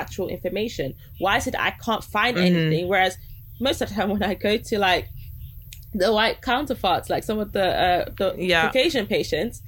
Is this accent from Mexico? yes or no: no; Nigeria; I'm Nigerian